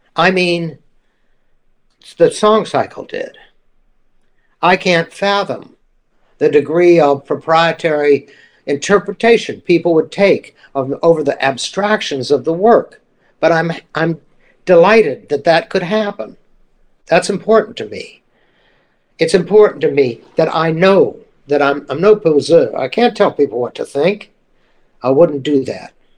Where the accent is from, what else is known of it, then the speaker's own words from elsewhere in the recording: Mississippi, United States; moved away; I'm from Mississippi